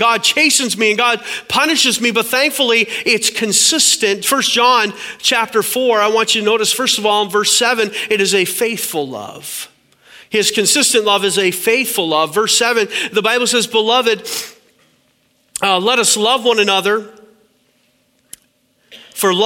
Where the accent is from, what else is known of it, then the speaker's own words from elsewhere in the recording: Canada; My wife is American and I'm Canadian